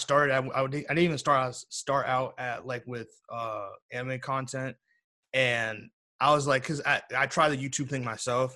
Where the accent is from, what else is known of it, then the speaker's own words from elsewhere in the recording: United States; I'm obviously American